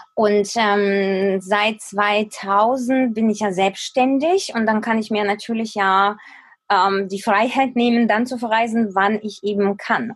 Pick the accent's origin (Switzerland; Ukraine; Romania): Ukraine; moved away as an adult; also born or lived in Kyiv; now in Germany; in der Ukraine, da wo ich aufgewachsen bin